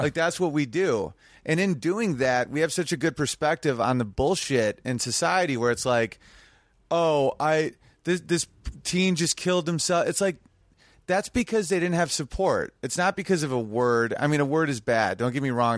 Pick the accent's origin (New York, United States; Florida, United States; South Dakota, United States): New York, United States; my hometown is Sweet Little New York.